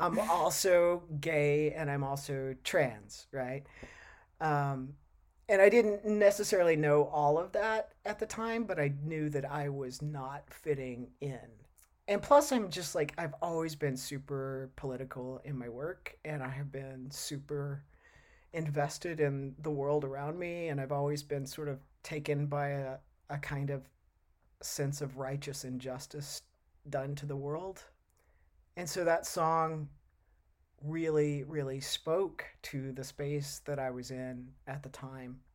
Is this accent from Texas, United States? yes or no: yes; Texas, United States; moved away as an adult; now in Oregon, United States; I grew up in Texas